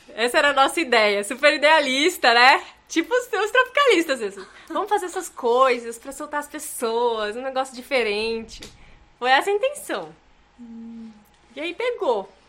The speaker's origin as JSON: {"language": "Portuguese", "region": "Rondônia", "country": "Brazil", "said": "eu sou de Rondônia"}